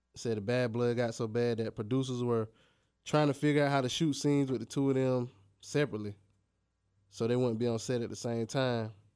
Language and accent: English; United States; I'm an American, I'm black